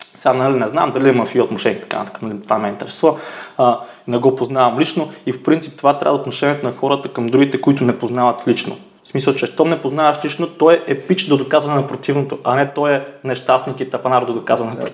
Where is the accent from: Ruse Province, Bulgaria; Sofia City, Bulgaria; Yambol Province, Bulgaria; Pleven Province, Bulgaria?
Yambol Province, Bulgaria; Yambol; moved away; also born or lived in Varna / Sofia; аз съм от Ямбол